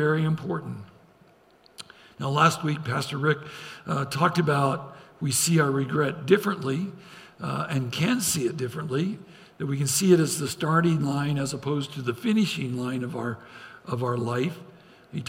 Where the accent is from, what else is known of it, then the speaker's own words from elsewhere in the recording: Idaho, United States; I grew up in Idaho